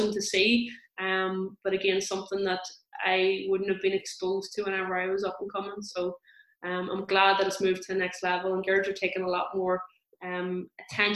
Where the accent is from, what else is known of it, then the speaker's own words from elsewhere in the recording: Tyrone, Northern Ireland, United Kingdom; I am from Tyrone